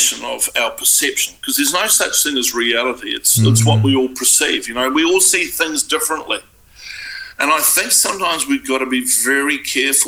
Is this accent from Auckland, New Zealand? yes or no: yes; Auckland, New Zealand; I was brought up in South Auckland